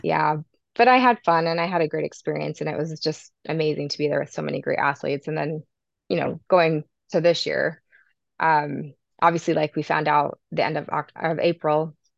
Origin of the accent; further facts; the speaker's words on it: Sandy, Utah, United States; also born or lived in Herriman, Utah; I'm from Sandy, Utah, but I live now in Harriman, Utah